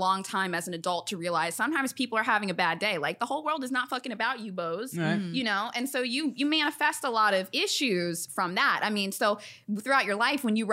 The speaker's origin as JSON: {"language": "English", "area": "the South", "region": "Virginia", "country": "United States", "tie": "born or raised there", "moved": "as an adult", "lives_now": "Los Angeles, United States", "said": "I was raised like in the South"}